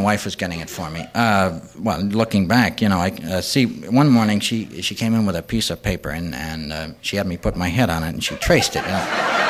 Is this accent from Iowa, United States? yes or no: yes; Iowa, United States; See, but, see, we're from Iowa, and we really don't get that many hurricanes, you know.